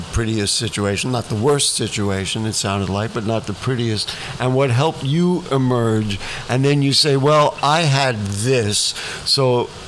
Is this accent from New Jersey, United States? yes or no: no; New York City, New York, United States; I grew up in Van Cortlandt Village